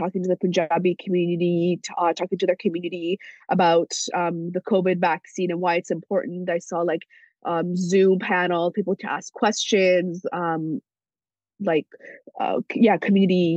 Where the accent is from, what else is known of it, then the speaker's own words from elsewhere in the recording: Iran; now in British Columbia, Canada; my family's from Iran. I'm from Iran. I speak Farsi